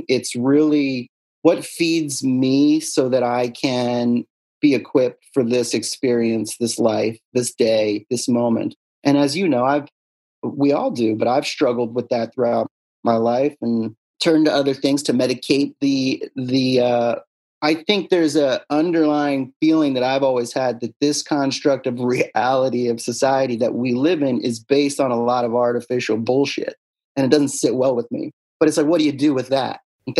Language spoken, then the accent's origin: English; Pennsylvania, United States; I'm from Bucks County, baby.